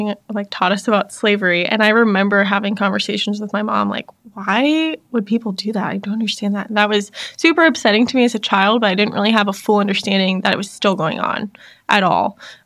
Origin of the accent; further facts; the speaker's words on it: Fayetteville, North Carolina, United States; now in Charlotte, United States; So, I grew up in Fayetteville, North Carolina, which is about 2 hours from where I currently live in Charlotte.